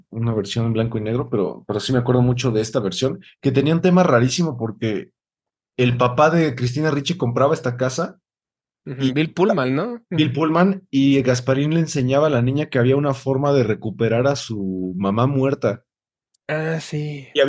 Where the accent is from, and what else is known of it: Mexico